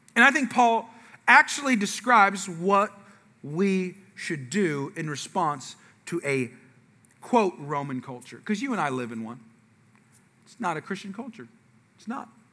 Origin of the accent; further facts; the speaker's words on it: California, United States; moved away; I'm from the West Coast, I'm from California. Okay, I'm sorry to say, but we invented gangs there. Okay, so there's like, I'm from areas of the California where the, where I was born is the murder capital of the world